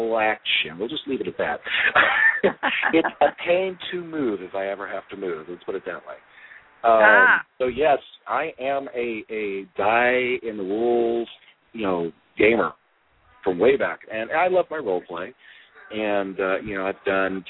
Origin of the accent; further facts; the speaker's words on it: Oklahoma, United States; moved away as an adult; also born or lived in Muskogee, Oklahoma / Owasso, Oklahoma / Texas; now in Mesa, United States; I grew up in Oklahoma for the most part. Started off in Muskogee, Oklahoma